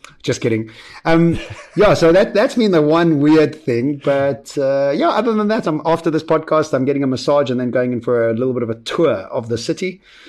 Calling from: Vilnius, Vilnius County, Lithuania; I'm coming in from Vilnius in Lithuania

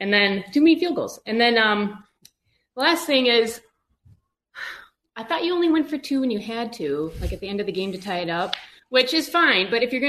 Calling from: Indianapolis, Indiana, United States; I'm in Indianapolis, actually.

